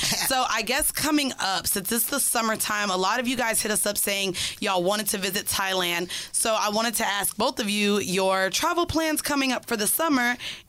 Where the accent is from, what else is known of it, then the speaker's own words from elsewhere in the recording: Jamaica; I am Jamaican.